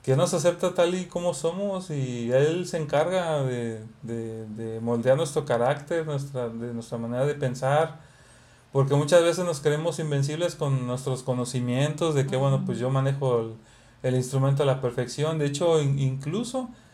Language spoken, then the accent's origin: Spanish; Xalapa, Veracruz, Mexico; now in Monterrey, Mexico; donde venimos somos de Veracruz, de Jalapa